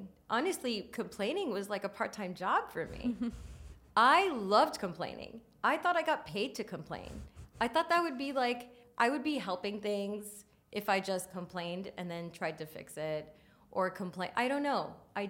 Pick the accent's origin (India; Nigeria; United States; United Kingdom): India; Yeah. I'm Indian.